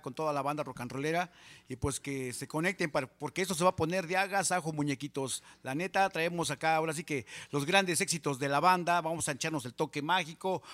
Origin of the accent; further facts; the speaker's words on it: San Juan Ixtenco, Tlaxcala, Mexico; also born or lived in Texcoco; la banda de mi pueblo, o sea, de allá de San Juan Ixtenco, Tlaxcala